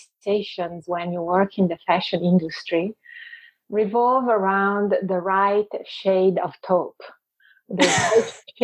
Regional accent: Venice, Veneto, Italy; accent: Italian; English is a second language; moved away as an adult; now in Vancouver, Canada; I was born and raised in Venice

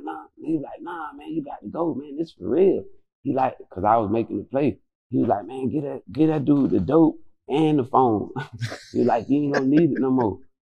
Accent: Quincy, Florida, United States; I'm from Quincy

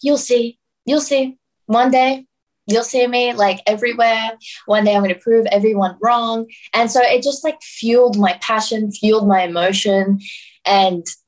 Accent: Sydney, New South Wales, Australia; also born or lived in Brisbane; I grew up in Western Sydney

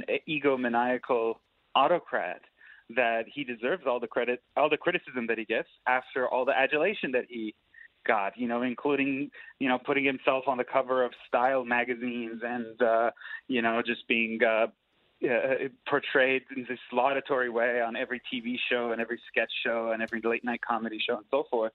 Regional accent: Iran; now in United States; I'm an immigrant. I'm from Iran. I came to the United States

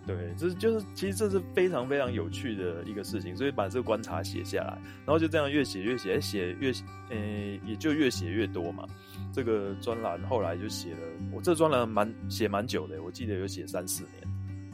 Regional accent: Taipei, Taiwan; 尤其是像我是西门町的人

